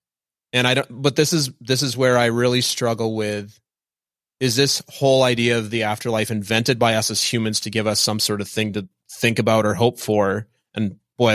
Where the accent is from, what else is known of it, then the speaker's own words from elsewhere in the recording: Minnesota, United States; I was raised Lutheran in Minnesota